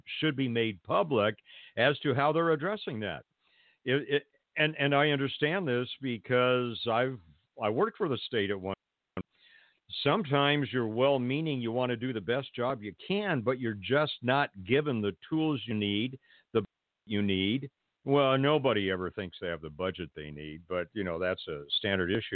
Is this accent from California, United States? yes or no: yes; Pasadena, California, United States; I grew up in Pasadena. That's my hometown